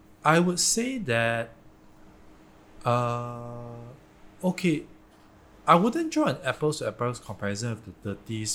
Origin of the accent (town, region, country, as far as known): Malaysia